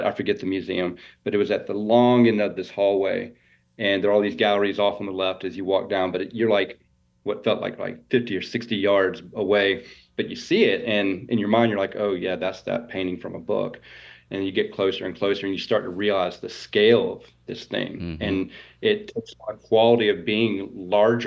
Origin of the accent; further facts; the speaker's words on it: Augusta, Georgia, United States; also born or lived in Italy / Mexico / Texas / Virginia; I live in Augusta, Georgia, and I was born and raised here